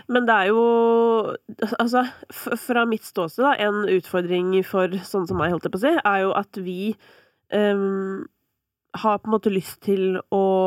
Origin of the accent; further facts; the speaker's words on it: Kolbotn, Akershus, Norway; Jeg er fra Kolbotn